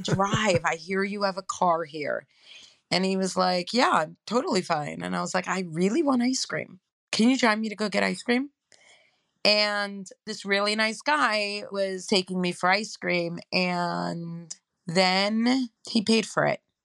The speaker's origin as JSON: {"language": "English", "town": "New York City", "region": "New York", "country": "United States", "tie": "born or raised there", "also_born_or_lived": "Queens", "said": "I was born and raised in Crown Heights."}